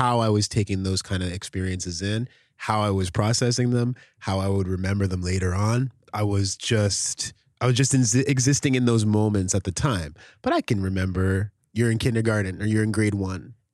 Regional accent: Oshawa, Ontario, Canada; also born or lived in Red Deer, Alberta; we moved from Red Deer to Oshawa, Ontario

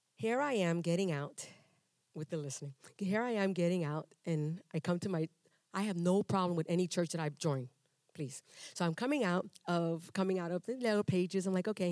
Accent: New York City, New York, United States; also born or lived in Panama; now in Texas, United States; I was raised in Brooklyn, New York

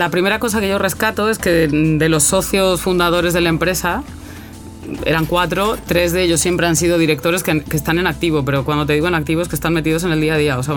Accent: Mexico; moved away as an adult; also born or lived in Santander, Spain; now in Chile; En verdad nací en España, en Santander, pero cuando era pequeñita me llevaron a México por trabajo de mi padre, viví en México 27 años. Después he vuelto a España y después estando en España me acabé aquí en Chile a 14.000 kilómetros, ¿no? pensando

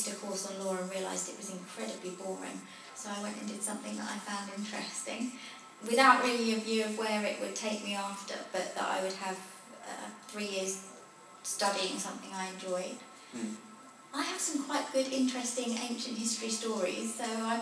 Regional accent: Potters Bar, East of England, United Kingdom; in Hertfordshire, in Potters Bar.

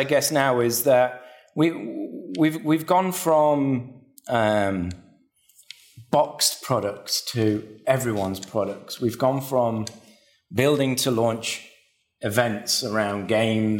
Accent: Manchester, North West England, United Kingdom; moved away as an adult; also born or lived in Sheffield; now in Australia; I'm originally from Manchester in England.

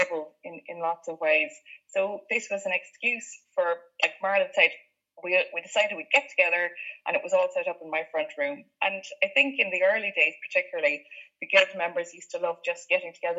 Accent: County Limerick, Munster, Ireland; now in North Cork, Ireland; I grew up in County Limerick

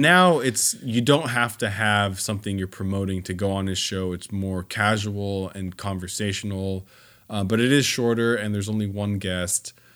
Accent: Southern California, United States; I grew up in Southern California. Disneyland was, you know, more or less in my backyard growing up

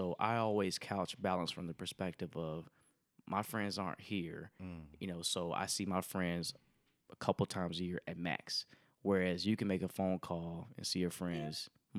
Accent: Tuskegee, Alabama, United States; So I'm from Tuskegee, Alabama, right?

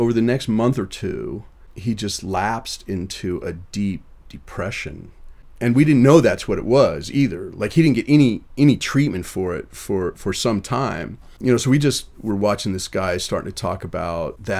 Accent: Rapid City, South Dakota, United States; now in Boston, United States; We grew up in Rapid City, South Dakota, just a few blocks from Canyon Lake Park

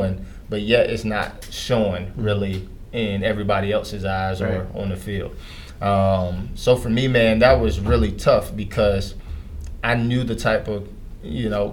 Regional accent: Durham, North Carolina, United States; my hometown in Durham, North Carolina

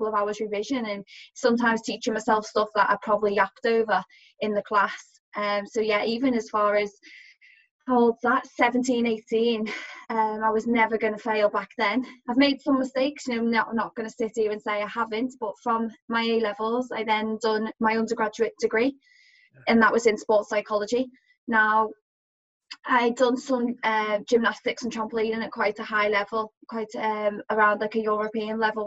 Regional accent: Liverpool, North West England, United Kingdom; being a Scouser

